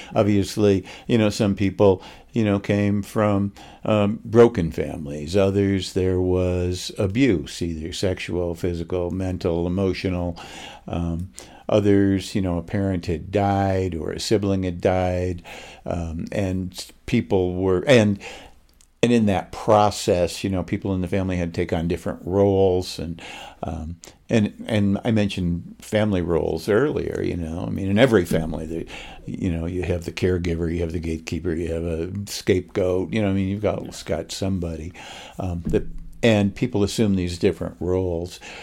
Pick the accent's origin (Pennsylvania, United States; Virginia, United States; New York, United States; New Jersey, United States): New York, United States; Oswego; moved away as an adult; also born or lived in Los Angeles; now in Utah, United States; I grew up in uh, upstate New York